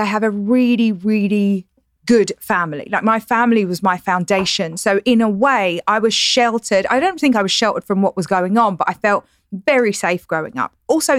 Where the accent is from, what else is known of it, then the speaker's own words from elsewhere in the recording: London, United Kingdom; now in United States; I'm not Australian or South African. I'm English. So you try to, like, I speak with better accent here than I probably did at home. But I'm from East London, which is the equivalent of coming from Inglewood or the Bronx.